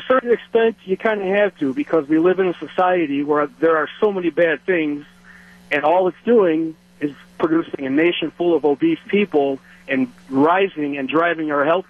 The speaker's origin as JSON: {"language": "English", "area": "Cook County", "region": "Illinois", "country": "United States", "tie": "born or raised there", "also_born_or_lived": "Wisconsin", "moved": "as an adult", "lives_now": "Menomonee Falls, United States", "said": "I grew up in Cook County. I've been in Wisconsin for 13 years now."}